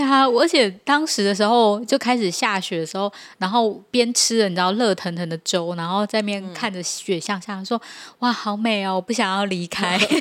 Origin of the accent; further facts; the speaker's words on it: Taiwan; 我们是， 就是海外来的粉丝， 然后我们是嗯。台湾的粉丝